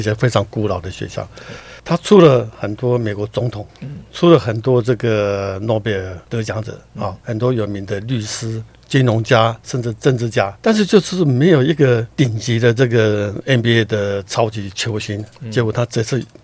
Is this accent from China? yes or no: no; Taiwan; moved away as an adult; also born or lived in United States; 苏伟回到我的故乡，台湾打直篮